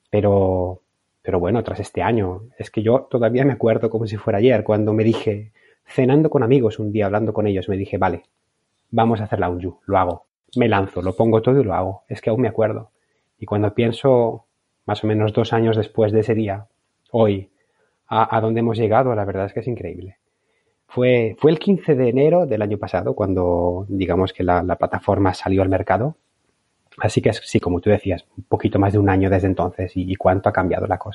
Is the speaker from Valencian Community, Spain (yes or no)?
yes; Valencian Community, Spain; moved away as an adult; now in Bologna, Italy; Pues tengo 37 años, soy valenciano, pero vivo desde hace más o menos 10 años en Bolonia, en Italia.